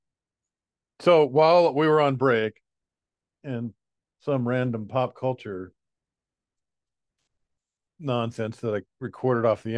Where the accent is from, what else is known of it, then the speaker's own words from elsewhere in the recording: United States; I'm American